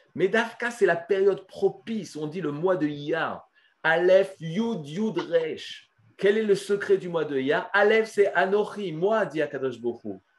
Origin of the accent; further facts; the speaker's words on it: France; now in Israel; quand j'étais petit en France